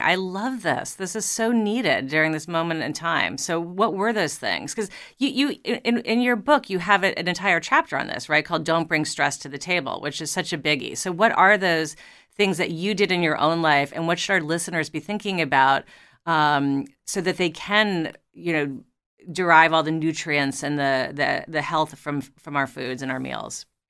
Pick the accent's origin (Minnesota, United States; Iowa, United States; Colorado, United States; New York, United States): New York, United States; I grew up in New York